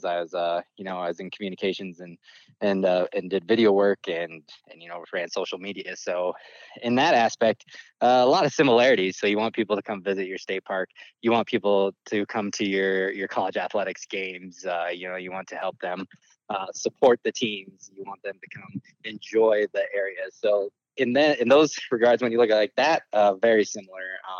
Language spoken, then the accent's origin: English; Custer, South Dakota, United States; moved away as an adult; I grew up in Custer, South Dakota